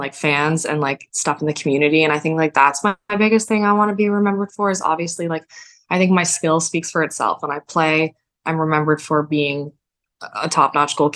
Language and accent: English; Canada; Definitely Canadian. I'm a dual citizen